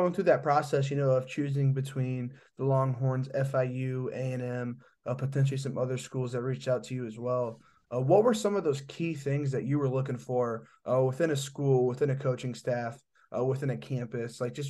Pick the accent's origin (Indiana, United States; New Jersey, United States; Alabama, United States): Indiana, United States; So I'm not from Texas. I'm from Indiana. I've been to Texas one time.